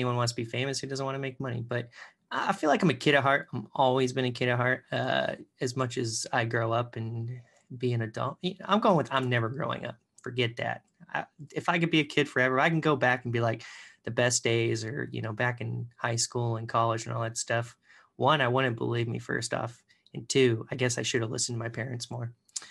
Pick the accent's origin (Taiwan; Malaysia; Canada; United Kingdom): Canada; I even, you know, I'm Canadian technically too. So I should have picked, you know, could have gone home, could have gone to Canada.